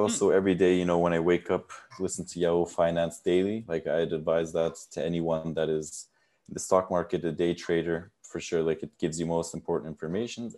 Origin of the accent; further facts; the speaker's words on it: United States; now in Netherlands; I was born and raised in the United States, but my father is Turkish and my mother is German, so I speak all three languages